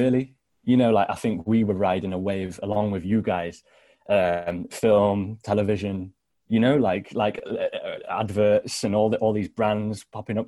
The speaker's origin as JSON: {"language": "English", "area": "Sherwood Forest", "region": "East Midlands", "country": "United Kingdom", "tie": "born or raised there", "moved": "yes", "lives_now": "Newcastle upon Tyne, United Kingdom", "said": "I was born in Sherwood Forest"}